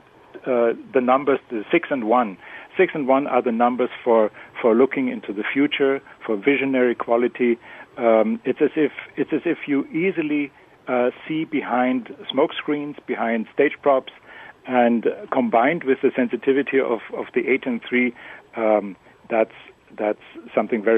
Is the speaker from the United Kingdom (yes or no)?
no; Germany; first language German; English is a second language; moved away; I've just back from Germany. I spoke German, my native language